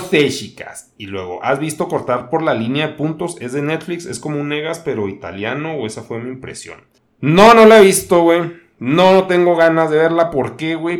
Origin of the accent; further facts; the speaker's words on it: northern Mexico, Mexico; yo también soy un mexicano.